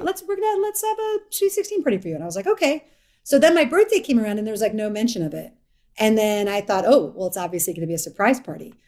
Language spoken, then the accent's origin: English; Evanston, Illinois, United States; moved away; I'm from Evanston, Illinois